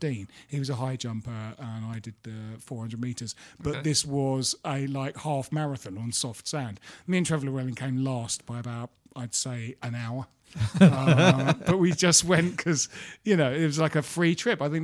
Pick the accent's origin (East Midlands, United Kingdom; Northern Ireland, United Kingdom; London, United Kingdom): London, United Kingdom; Bromley; when Jim and I were growing up in Bromley